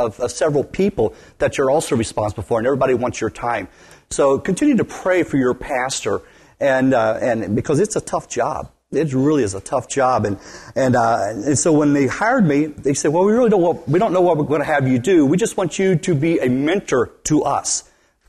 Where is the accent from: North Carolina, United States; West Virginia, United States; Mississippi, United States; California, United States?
West Virginia, United States; now in Wisconsin, United States; I grew up in West Virginia originally.